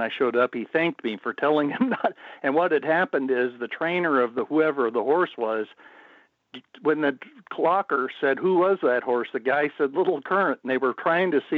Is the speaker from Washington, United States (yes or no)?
yes; Spokane, Washington, United States; I'm working at Playfair Racecourse in Spokane, Washington, my hometown